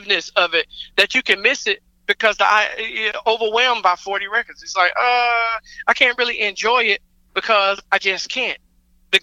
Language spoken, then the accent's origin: English; Atlanta, Georgia, United States; I grew up in Atlanta. Like, this, you know, this is my home